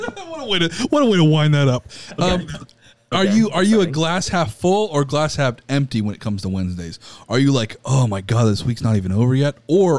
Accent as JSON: {"language": "English", "region": "Florida", "country": "United States", "said": "I'm from Florida"}